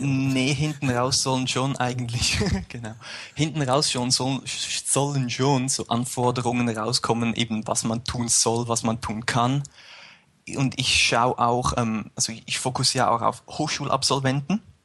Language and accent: German; near Zurich, Switzerland; moved away as an adult; now in St. Gallen, Switzerland; ich komme ursprünglich aus der Nähe von Zürich